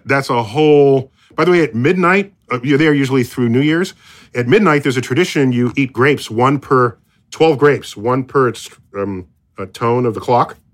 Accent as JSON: {"language": "English", "country": "United States", "said": "I'm as an American"}